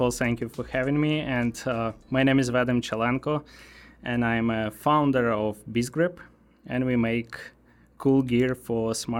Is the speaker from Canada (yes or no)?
no; Ukraine; English is a second language; moved away as an adult; also born or lived in Moldova / Russia; now in United States; Oh, I lived in different countries. So I was actually born in Moldova, then moved to Russia, then to Ukraine.